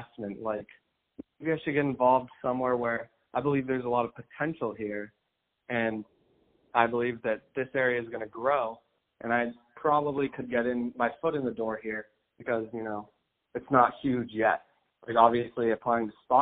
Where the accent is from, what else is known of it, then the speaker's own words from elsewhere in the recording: Boston, Massachusetts, United States; moved away as an adult; also born or lived in Los Angeles; I'm from Boston. I was there at the time.